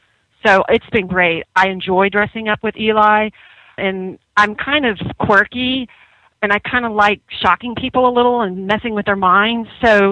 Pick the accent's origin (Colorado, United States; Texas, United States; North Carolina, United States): Texas, United States; Dallas; now in New York City, United States; I'm originally from Dallas, Texas, from a family of four.